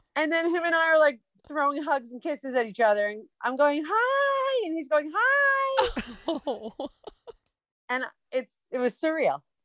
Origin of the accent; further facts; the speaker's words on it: Westchester, New York, United States; I grew up in Westchester.